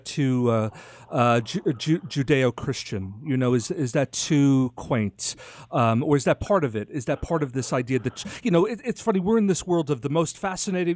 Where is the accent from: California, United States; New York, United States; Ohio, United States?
New York, United States; I'm a New Yorker